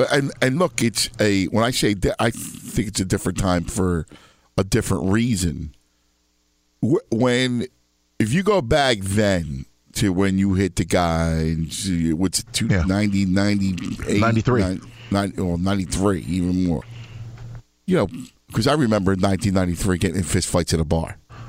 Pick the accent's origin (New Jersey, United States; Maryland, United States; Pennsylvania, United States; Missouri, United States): Pennsylvania, United States; Philadelphia; Growing up in Philadelphia, it's funny.